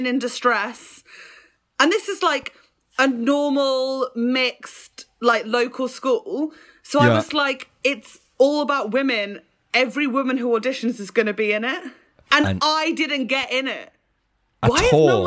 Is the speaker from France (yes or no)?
no; Fleet, South East England, United Kingdom; I'm from Fleet